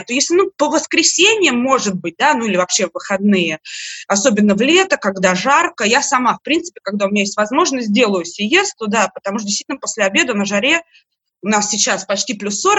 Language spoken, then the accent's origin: Russian; Moscow, Russia; moved away as an adult; now in Madrid, Spain; Я приехала в Мадрид из Москвы, живу здесь 6 лет, сейчас работаю несколько лет гидом.